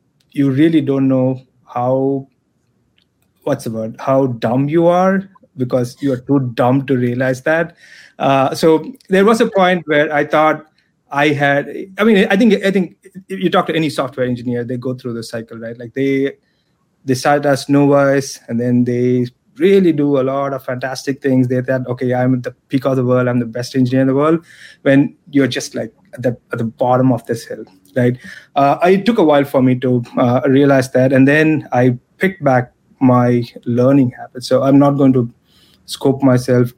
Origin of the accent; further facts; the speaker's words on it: Chennai, Tamil Nadu, India; moved away as an adult; also born or lived in Chicago; I'm originally from Chennai. I'm a Chennai boy. I left India in 2000, I moved to Chicago to pursue my master's degree